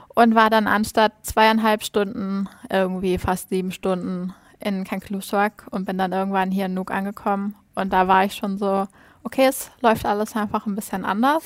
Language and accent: German; Schleswig-Holstein, Germany; first language Danish; German is a second language; moved away as an adult; now in Greenland; ich komme ja aus Schleswig-Holstein, ganz oben an der Grenze zu Dänemark.